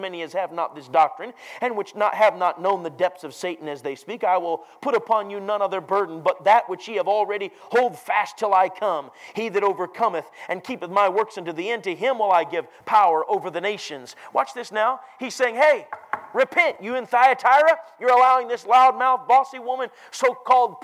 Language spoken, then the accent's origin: English; Minneapolis, Minnesota, United States; moved away; Minneapolis, where I grew up